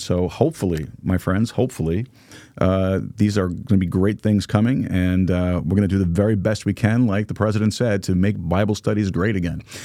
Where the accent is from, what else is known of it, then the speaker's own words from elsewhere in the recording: New York, United States; now in Texas, United States; I am not a native Texan. I am from New York, but, uh, Texas is my home